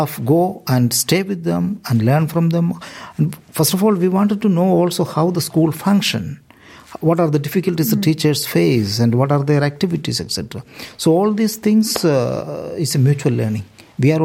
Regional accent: India; moved away as an adult; now in Galway, Ireland; I am from India

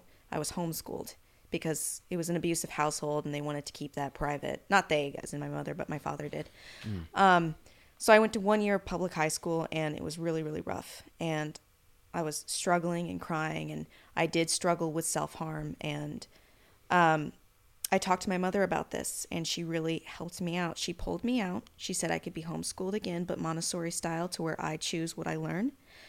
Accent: Arcata, California, United States; also born or lived in Sacramento, United States / Yucca Valley, United States; Originally, I was born in Sacramento, California, and then I grew up mainly in Northern California around Arcata, McKinleyville, and then I spent the last few years in California in the Mojave, Yucca Valley, Palm Springs area.

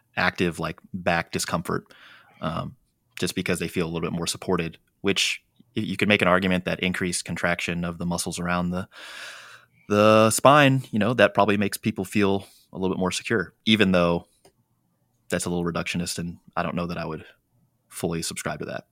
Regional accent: San Diego, California, United States; my hometown, like, where we're

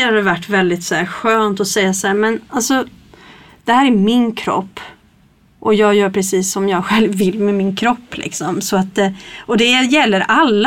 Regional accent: Stockholm, Stockholm County, Sweden; moved away as an adult; now in Kristinehamn, Sweden; jag kommer ju inte från Kristinehamn från början och komma från, från Stockholm

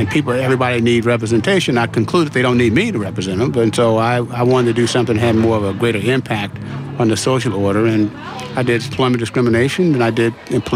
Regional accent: Vallejo, California, United States; I'm from a working class family in Vallejo.

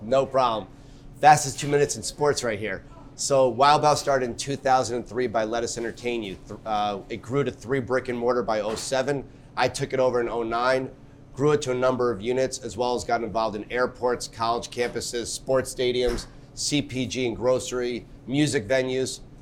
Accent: New York, United States; I'm a New Yorker at heart, born and raised.

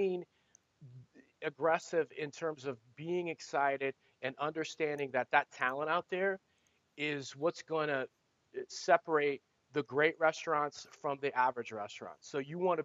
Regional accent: Ohio, United States; now in Arizona, United States; I'm in Arizona now, but in Ohio

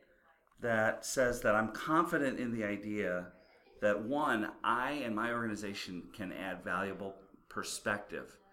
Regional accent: Midwest, United States; I'm from the Midwest

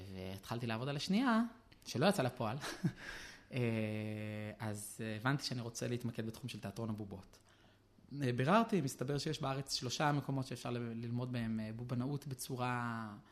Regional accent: Jerusalem, Jerusalem District, Israel; אני נולדתי בירושלים, בשכונת גבעת מרדכי

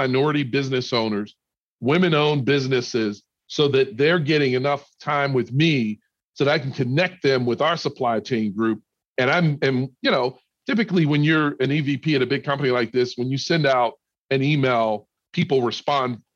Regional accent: Pittsburgh, Pennsylvania, United States; also born or lived in the South; now in Minneapolis, United States; I grew up in Pittsburgh, which is a cold city as well.

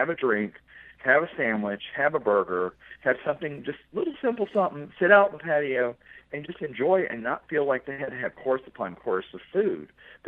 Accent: the South, United States; now in Chicago, United States; I grew up in the South

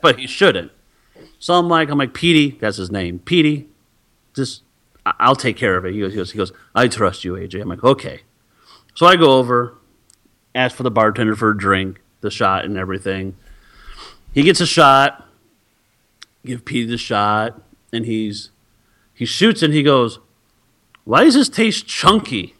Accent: Sterling, Illinois, United States; my hometown of Sterling here

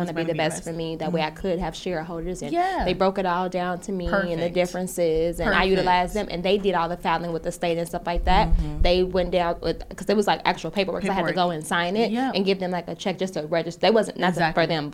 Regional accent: Chicago, Illinois, United States; I'm from Chicago. And I went to, of course, I went to school in Chicago

